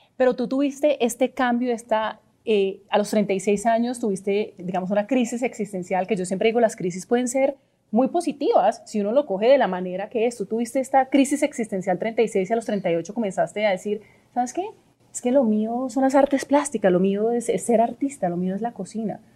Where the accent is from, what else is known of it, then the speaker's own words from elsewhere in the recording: Colombia; yo realmente lo siento como colombiana